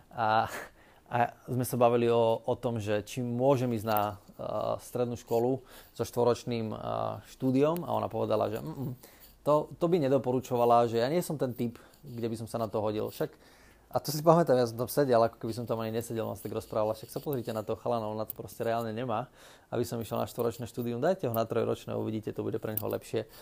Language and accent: Slovak; Námestovo, Žilina Region, Slovakia; pochádzam z Oravy, z takého malého mesta, ktoré sa volá Námestovo